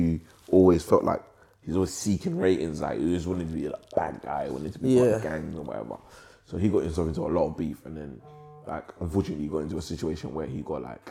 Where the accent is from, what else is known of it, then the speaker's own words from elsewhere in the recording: England, United Kingdom; also born or lived in Africa; I was born in Africa, obviously, but I came to England. Lived your life here? Yeah, I lived my whole life. I came here as a baby. I came to the UK as a baby.